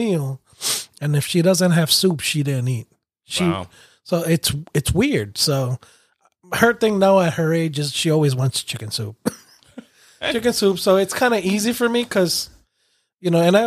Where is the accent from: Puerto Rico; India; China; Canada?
Puerto Rico; moved away; also born or lived in New York City; especially us growing up in Puerto Rico